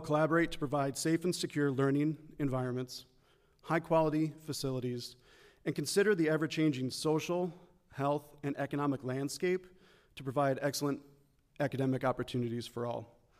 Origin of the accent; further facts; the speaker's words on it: Midland, Michigan, United States; I grew up in Midland as the son of two educators